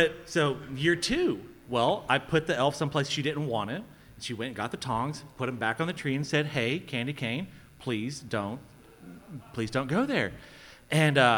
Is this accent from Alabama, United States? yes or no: yes; South Alabama, United States; I'm from South Alabama.